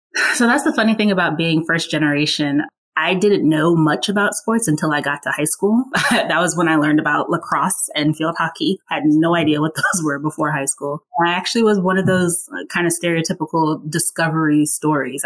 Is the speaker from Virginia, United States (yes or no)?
yes; Burke, Virginia, United States; also born or lived in Atlanta / Woodbridge, Virginia; I grew up in a town called Burke, Burke, Virginia. It's about 20 minutes outside of DC